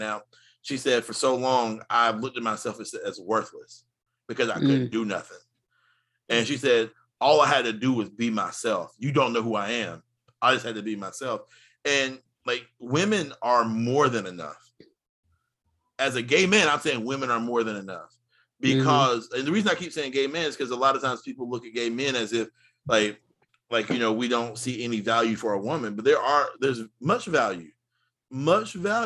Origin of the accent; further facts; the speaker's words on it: United States; I love being an American